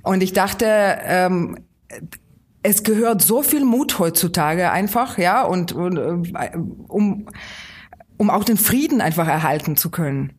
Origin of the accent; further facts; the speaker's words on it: Kyiv, Ukraine; German is a second language; moved away as an adult; now in Schönaich, Germany; das ist meine Heimatstadt. Und wenn Sie 19 Jahre lang Ihres Lebens äh, in einer Stadt verbringen